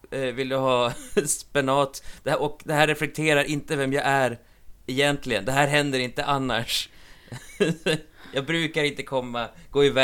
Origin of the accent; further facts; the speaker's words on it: Umeå, Västerbotten County, Sweden; jag, ah, ja, jag är från, U jag är från Umeå.